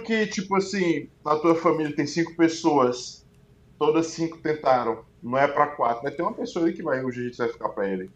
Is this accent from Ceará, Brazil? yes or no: yes; Fortaleza, Ceará, Brazil; moved away as an adult; eu sou de Fortaleza